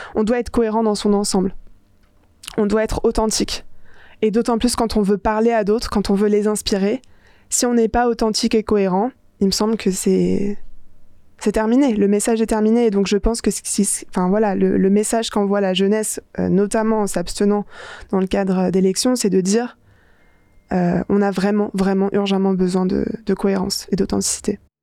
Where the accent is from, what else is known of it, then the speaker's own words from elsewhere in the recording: Paris, Île-de-France, France; j'ai grandi à Paris